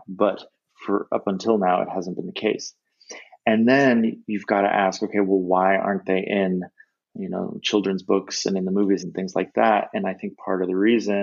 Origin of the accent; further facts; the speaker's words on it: United States; I'm an American